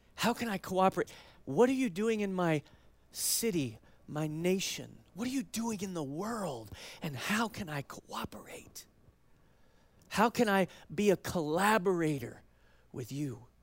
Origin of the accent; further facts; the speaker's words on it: United States; as American Christians